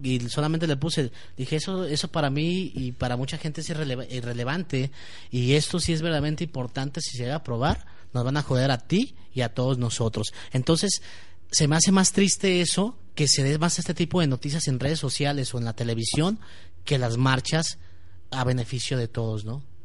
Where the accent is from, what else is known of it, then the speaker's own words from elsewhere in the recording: Guadalajara, Jalisco, Mexico; hablo por mí, por todos los tapatíos